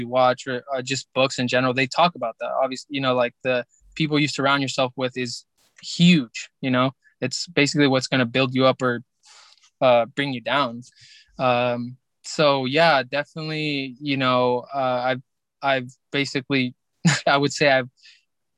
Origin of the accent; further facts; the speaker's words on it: Mexico; we're from Mexico